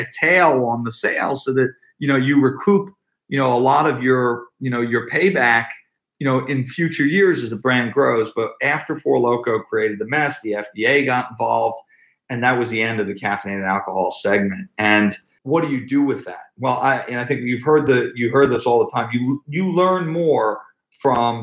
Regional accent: Philadelphia, Pennsylvania, United States; I grew up in Philadelphia.

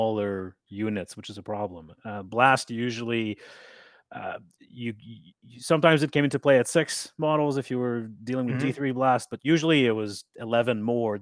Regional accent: Canada; I am a player from Canada.

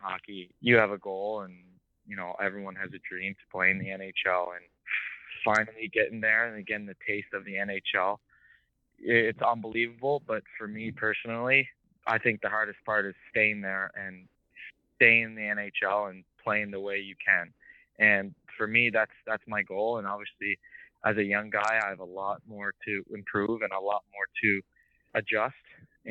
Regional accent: Japan; also born or lived in Australia; I was born in Australia, but I moved to Japan when I was 1 year old. So during all my childhood, my dad started putting skates on my feet

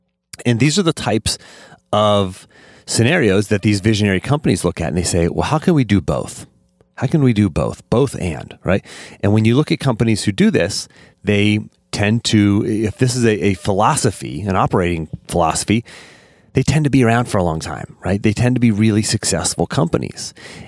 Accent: Pennsylvania, United States; accent: Western Pennsylvania; I lost my Western Pennsylvania accent and just tried to fit in, right? And maybe that's part of youth is that trying to fit in. But I've since come to accept both and, right? You can be the redneck from Western Pennsylvania, the country boy

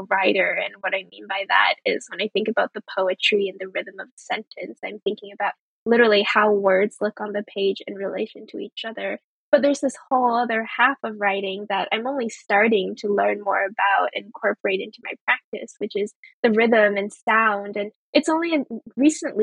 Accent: United States; English is a second language; also born or lived in Oxford; my family immigrated to the US when I was very young

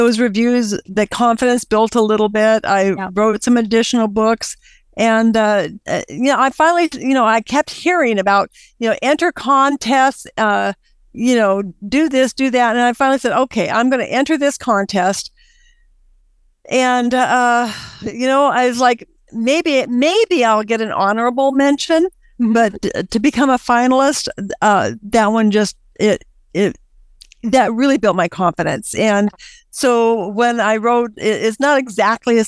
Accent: United States; my heart is I'm an American.

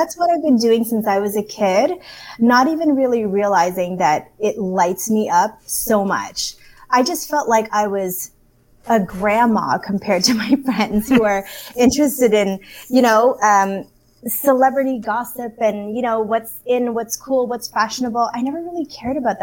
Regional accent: Canada; growing up in Canada, being a person of color, my background is Filipino. I was born in Canada

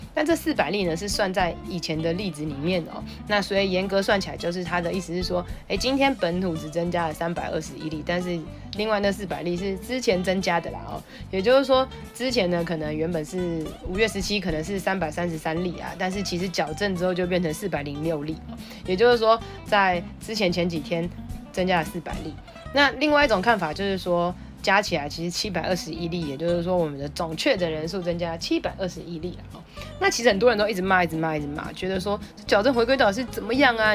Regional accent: Taipei, Taiwan; 虽然我是台北人，但是我会在全台湾很多不同的城市工作

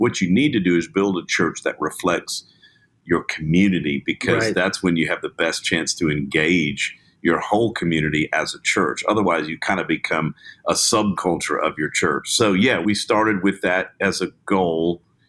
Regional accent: Baton Rouge, Louisiana, United States; also born or lived in Nairobi, Kenya; now in Memphis, United States; I grew up in the South in Baton Rouge, Louisiana, and was a missionary for 3 years in Nairobi, Kenya.

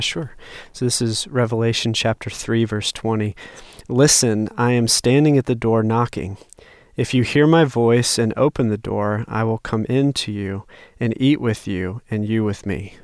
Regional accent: North Carolina, United States; growing up in North Carolina

